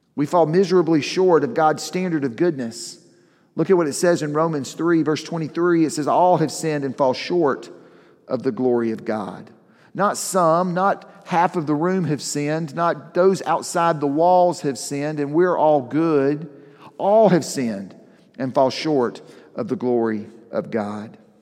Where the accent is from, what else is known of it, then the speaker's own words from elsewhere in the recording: the South, United States; I grew up in the South